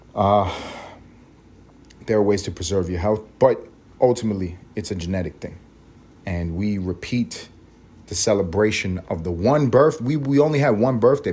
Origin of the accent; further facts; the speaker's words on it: New York City, New York, United States; accent: New York; now in Atlanta, United States; I grew up in New York City. You guys all know that. You can hear it